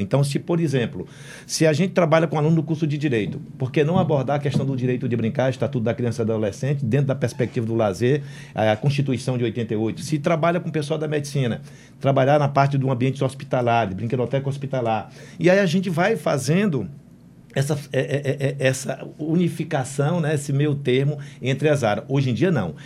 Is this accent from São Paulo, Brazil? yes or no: no; Senador Pompeu, Ceará, Brazil; eu sou do interior do estado do Ceará, sou de senador Pompeu